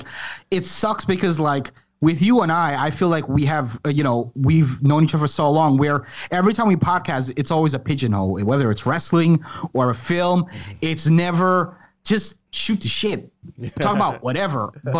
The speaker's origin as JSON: {"language": "English", "region": "Florida", "country": "United States", "said": "I'm vacationing from Florida."}